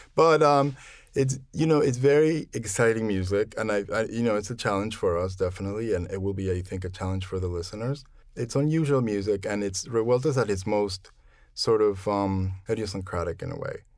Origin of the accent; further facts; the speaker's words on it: Mexico City, Mexico; moved away as an adult; also born or lived in Philadelphia; now in New York, United States; I'm originally from Mexico City, and I've lived in New York for about twenty-five years